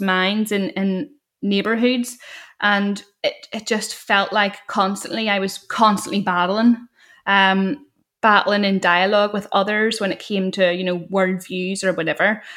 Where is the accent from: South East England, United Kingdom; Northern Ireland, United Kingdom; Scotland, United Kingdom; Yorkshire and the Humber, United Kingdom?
Northern Ireland, United Kingdom; growing up in Northern Ireland and feeling stifled